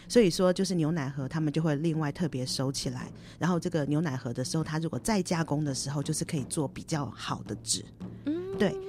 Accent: Taiwan; moved away as an adult; also born or lived in Sendai, Japan; now in Ishinomaki, Japan; 我们台湾人

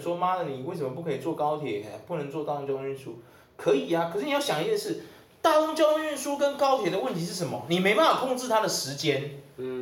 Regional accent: Taiwan; 我们台湾人一直没办法解决的一个

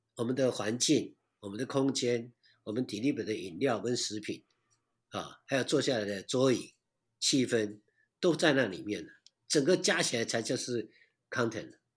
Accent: Taiwan; 我们台湾这边还没到位

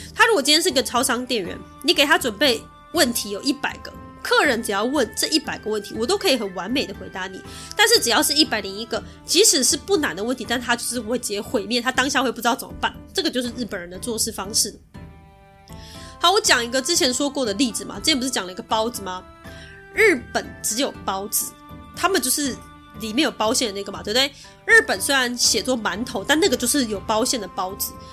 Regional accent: Taiwan; 我是台湾人

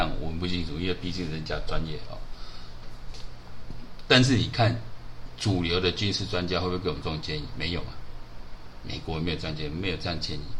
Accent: Taiwan; 你选举出来是害我们台湾人转播啊！

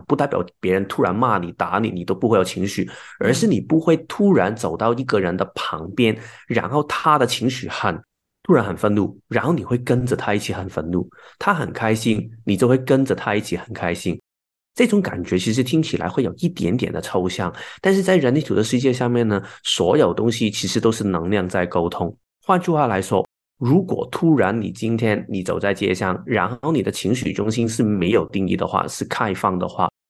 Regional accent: Hong Kong; now in Taiwan; 我是香港来的，然后现在住在台湾的朋友

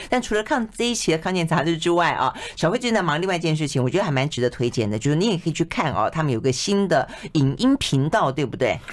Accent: Taiwan; 我们台湾人本身

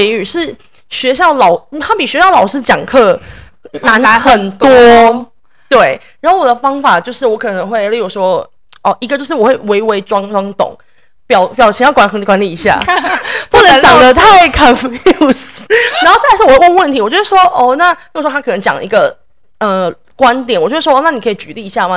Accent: Taiwan; moved away as an adult; now in New York, United States; 因为我在台湾长大，在台湾念大学

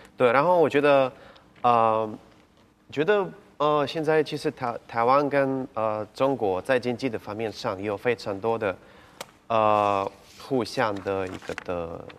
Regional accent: Kyiv, Ukraine; Chinese is a second language; moved away as an adult; also born or lived in Odesa, Ukraine; now in Taiwan; 我在奥德萨是乌克兰的最大的南部的城市出生的，然后我满七岁的时候，我们只整个家都搬去乌克兰的首都基辅

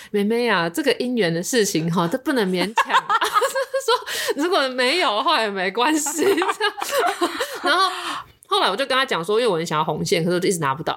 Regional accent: Xinzhuang, New Taipei, Taiwan; 我其实是来自新庄的

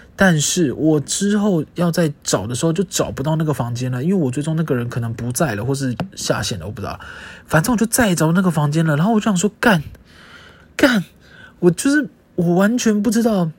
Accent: Taiwan; 我是住在台湾的台湾人

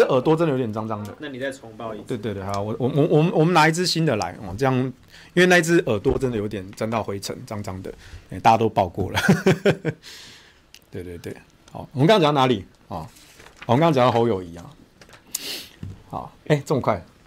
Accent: Taichung, Taiwan; 你干嘛离我们台中人死活啊

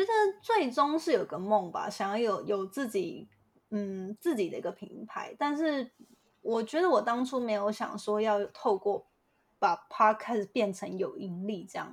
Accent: Hualien, Hualien County, Taiwan; moved away as an adult; now in San Francisco, United States; 我是台湾，台湾就是土生土长的花莲人

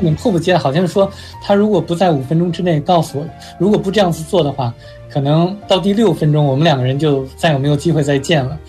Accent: China; now in United States; 小的时候在中国有一个动画片

